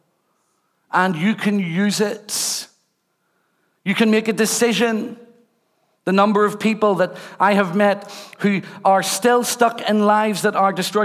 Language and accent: English; Rathcoole, Northern Ireland, United Kingdom; also born or lived in Belfast; I was born and brought up in Rathcoole